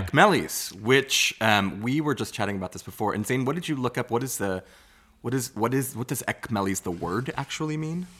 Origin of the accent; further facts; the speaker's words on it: Long Island, New York, United States; I grew up on Long Island